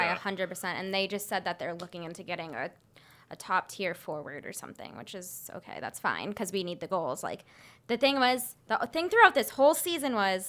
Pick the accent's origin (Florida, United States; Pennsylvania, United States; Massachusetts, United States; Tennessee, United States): Massachusetts, United States; Boston; we're from Boston